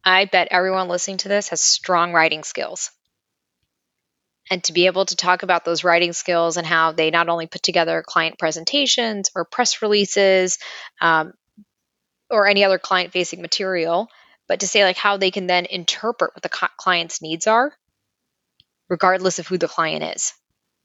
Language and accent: English; New York City, New York, United States; I grew up in Brighton Beach, a block a half away from Coney Island.